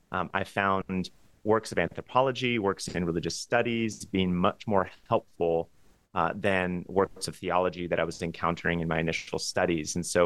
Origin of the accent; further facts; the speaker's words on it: Los Angeles, California, United States; But it started there growing up in Los Angeles within a conservative evangelical Christian household